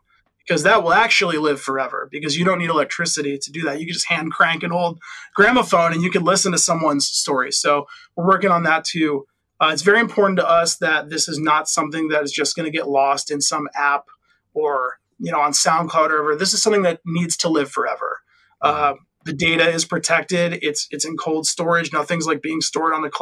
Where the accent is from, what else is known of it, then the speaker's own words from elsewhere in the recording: Midwest, United States; I'm from the Midwest